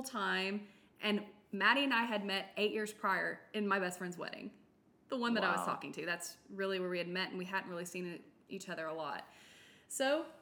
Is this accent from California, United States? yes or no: no; Nashville, Tennessee, United States; I'm born and raised in Nashville.